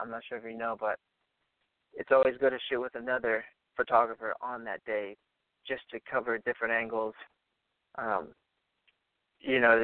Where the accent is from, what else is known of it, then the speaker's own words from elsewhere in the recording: Orange County, California, United States; I'm from Orange County, California